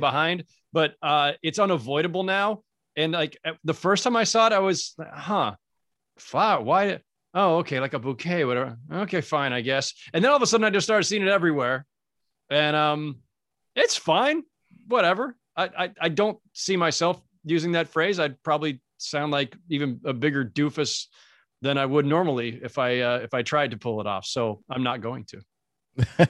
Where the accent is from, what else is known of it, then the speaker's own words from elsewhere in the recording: Northern California, United States; moved away as an adult; also born or lived in Los Angeles; I'm from Northern California originally, so I didn't even grow up in a, in a Laker crazed environment.